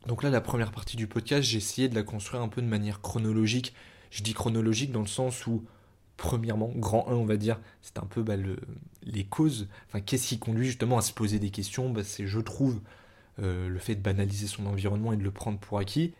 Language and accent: French; Paris, Île-de-France, France; born or raised there